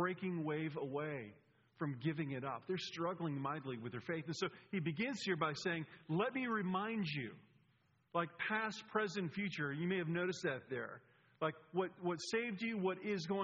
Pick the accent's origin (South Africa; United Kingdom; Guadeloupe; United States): United States; Atlanta, Georgia; I'm from Atlanta, and I went to Furman University